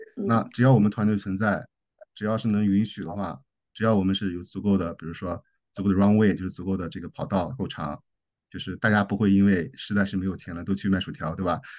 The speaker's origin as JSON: {"language": "Chinese", "country": "China", "moved": "yes", "lives_now": "Australia", "said": "尤其在澳洲，我们中国人不是，不是，嗯，最受欢迎的那，那，那，那，那些人吧"}